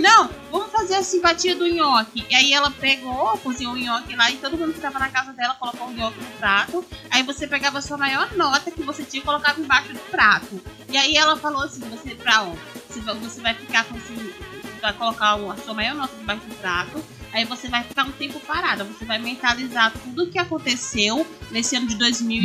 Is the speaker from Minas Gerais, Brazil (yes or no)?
no; Bahia, Brazil; now in Mauá, Brazil; eu fui criada na Bahia